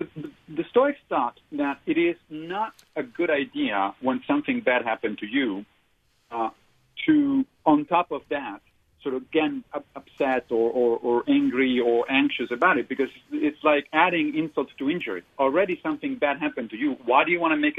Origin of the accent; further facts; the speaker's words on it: Rome, Lazio, Italy; moved away; I'm from Rome.